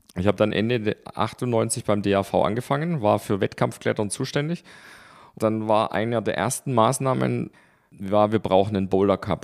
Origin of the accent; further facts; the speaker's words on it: Stuttgart, Baden-Württemberg, Germany; in Stuttgart. Da haben wir gewohnt in den Weinbergen